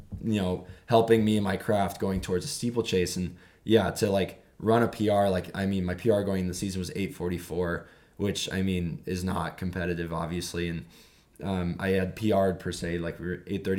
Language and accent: English; California, United States; I'm from California